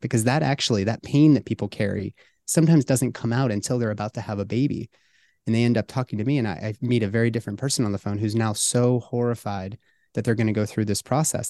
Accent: Pittsburgh, Pennsylvania, United States; my hometown of Pittsburgh

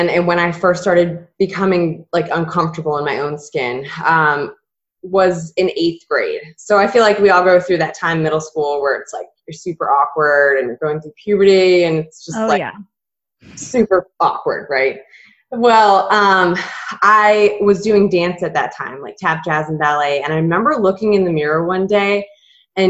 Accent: Massachusetts, United States; moved away as an adult; also born or lived in Southern Florida; I grew up in Massachusetts and then went to school in Southern Florida

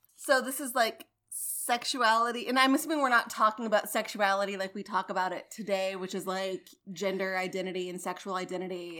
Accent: United States; I'm American

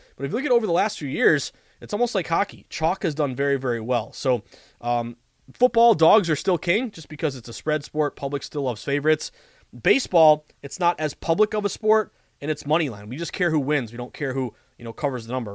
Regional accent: Western Massachusetts, United States; also born or lived in Boston; I'm from Western Mass.

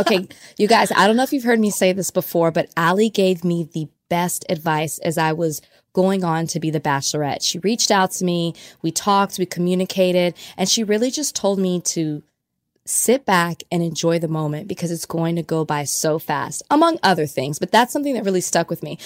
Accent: Dallas, Texas, United States; I'm from Dallas, Oak Cliff to be exact

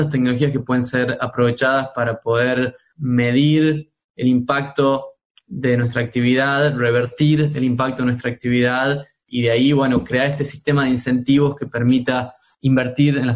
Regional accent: Tucumán, Argentina; moved away; also born or lived in Spain / United States; Bueno, como sabrás, yo soy de Tucumán. Eh, mi infancia me la pasé yendo a las montañas, en las yungas tucumanas, eh, donde

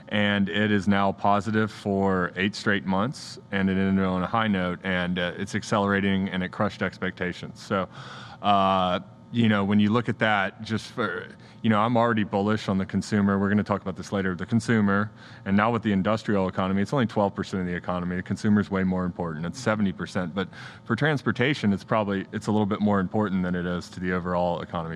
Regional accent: United States; as an American

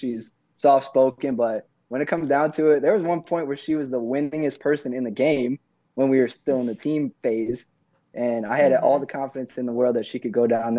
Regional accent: Ohio, United States; Like, I grew up in Ohio, and my dad passed away.

